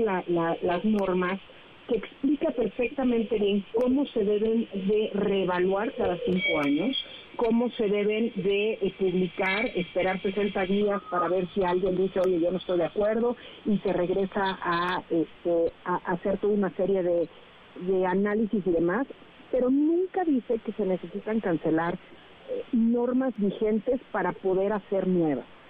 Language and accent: Spanish; Mexico; nosotros como mexicanos